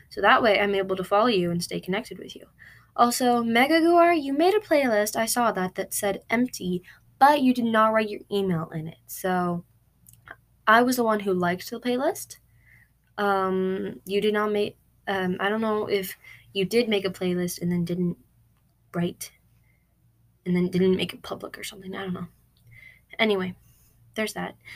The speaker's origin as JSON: {"language": "English", "town": "Queens", "region": "New York", "country": "United States", "said": "But I always say I'm from Queens."}